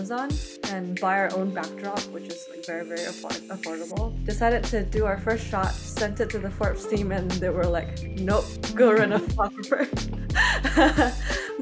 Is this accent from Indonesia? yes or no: yes; Indonesia; moved away as an adult; now in San Francisco, United States; I was born and raised in Indonesia. I moved to the US in 2015